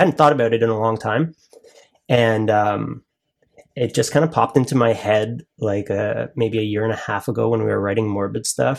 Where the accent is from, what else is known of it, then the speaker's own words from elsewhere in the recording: Toronto, Ontario, Canada; we're actually from Toronto.